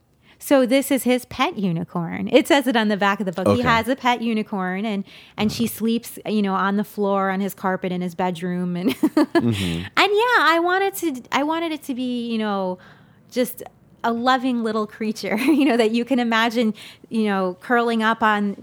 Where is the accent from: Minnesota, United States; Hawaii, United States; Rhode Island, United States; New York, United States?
New York, United States; In New York.